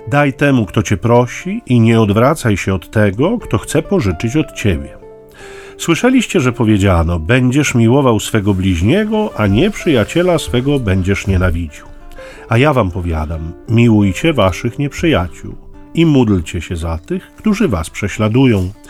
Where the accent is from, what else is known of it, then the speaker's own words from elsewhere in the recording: Gdynia, Pomeranian Voivodeship, Poland; a my z Gdyni